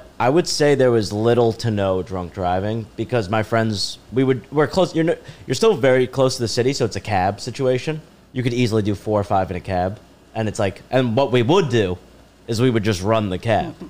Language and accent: English; New York City, New York, United States; I grew up in Riverdale.